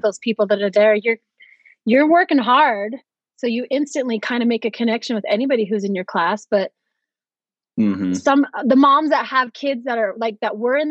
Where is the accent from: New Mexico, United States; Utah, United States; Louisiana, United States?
Utah, United States; Roy; moved away; Born and raised in Roy, Utah